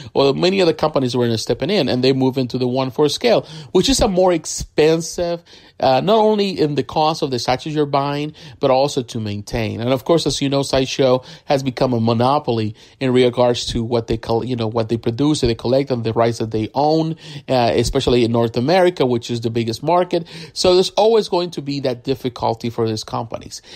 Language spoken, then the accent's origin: English; Puerto Rico; I'm from Puerto Rico